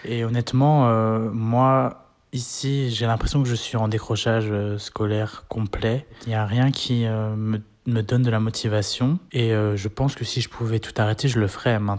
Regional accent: Belgium; je suis étudiant à l'université et je suis belge aussi.

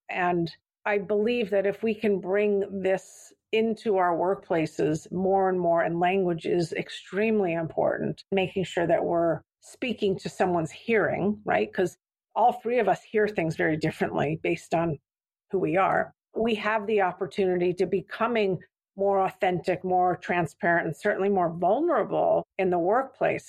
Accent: Santa Fe, New Mexico, United States; moved away; also born or lived in San Francisco; I grew up in Santa Fe, New Mexico

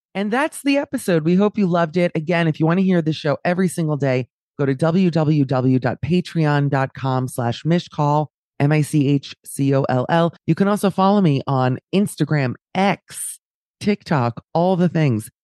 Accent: United States; moved away as an adult; now in Amsterdam, Netherlands; being an American woman here

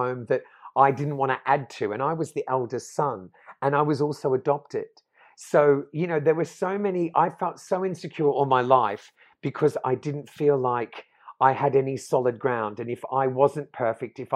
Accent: Australia; also born or lived in London; now in Portugal; growing up in Australia in the 80s

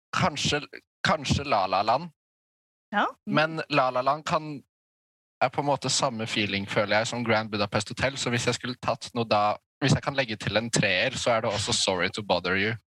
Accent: Maura, Akershus, Norway; jeg er fra Maura. En liten sted ut

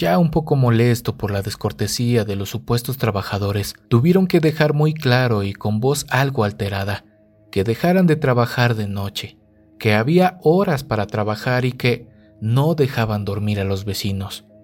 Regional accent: Monterrey, Nuevo León, Mexico; Yo soy de Monterrey, pero tengo familia en Irapuato.

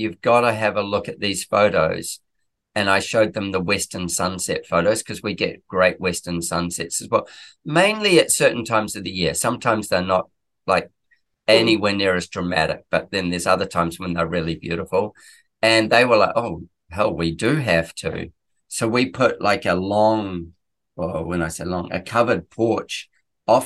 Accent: New Zealand; now in Queensland, Australia; I'm a Kiwi, so I'm from New Zealand.

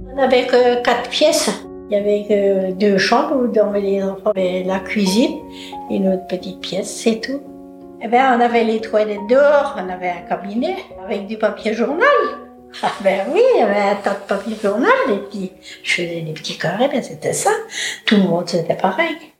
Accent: Loudéac, Brittany, France; je suis née à Lorodec

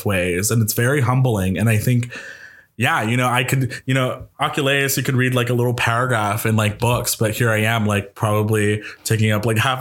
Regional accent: New York, United States; I'm a New Yorker

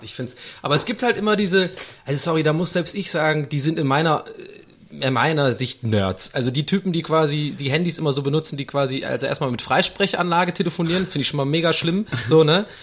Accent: Tübingen, Baden-Württemberg, Germany; moved away; also born or lived in Munich; bei uns in Tübingen

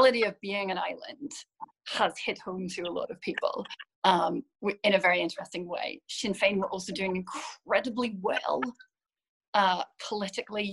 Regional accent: Northern Ireland, United Kingdom; accent: slightly Scottish twinge; I'm from the part of Northern Ireland that's very close to Scotland. So I've always had a kind of slightly Scottish twinge to my accent, but I am Northern Irish.

